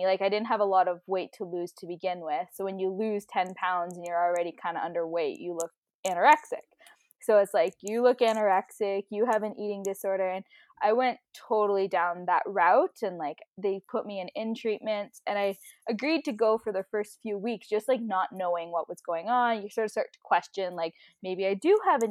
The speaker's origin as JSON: {"language": "English", "town": "Ottawa", "region": "Ontario", "country": "Canada", "tie": "born or raised there", "also_born_or_lived": "Toronto, Canada", "moved": "as an adult", "lives_now": "Calgary, Canada", "said": "I grew up in Battawa"}